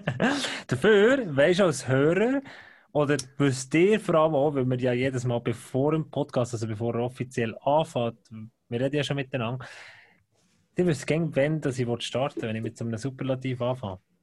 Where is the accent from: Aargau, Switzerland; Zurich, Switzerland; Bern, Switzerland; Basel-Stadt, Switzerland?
Bern, Switzerland; Ich bin als Berner